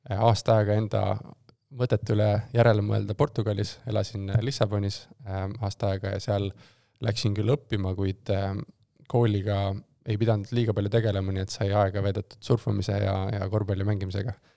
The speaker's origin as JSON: {"language": "Estonian", "town": "Tartu", "region": "Tartu County", "country": "Estonia", "tie": "born or raised there", "also_born_or_lived": "Tallinn", "moved": "as an adult", "said": "ma olen siis äh, Tartust äh, pärit, äh, Tartus kasvanud, sündinud ja koolis käinud kuni siis gümnaasiumi lõpuni"}